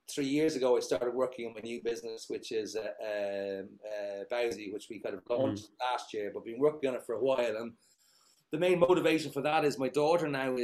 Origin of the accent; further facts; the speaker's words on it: Dublin, Leinster, Ireland; moved away as an adult; now in Zagreb, Croatia; I grew up in Dublin. I mean, I left Dublin probably 1999